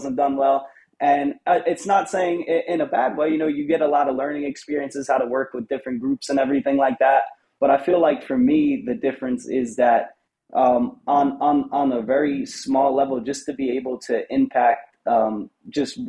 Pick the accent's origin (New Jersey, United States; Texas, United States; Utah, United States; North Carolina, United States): New Jersey, United States; I stayed in barbershops in North Jersey, where I'm from